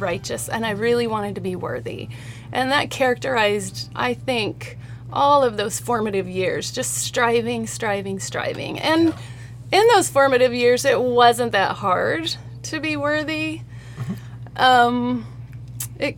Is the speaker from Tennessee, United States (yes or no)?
no; Salt Lake City, Utah, United States; I grew up in Salt Lake City